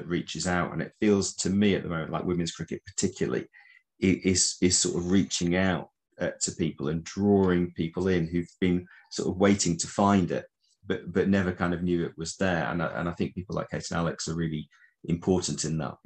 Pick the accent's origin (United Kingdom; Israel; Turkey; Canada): United Kingdom; Preston, North West England; moved away as an adult; now in the Midlands, United Kingdom; I'm from Preston originally in Lancashire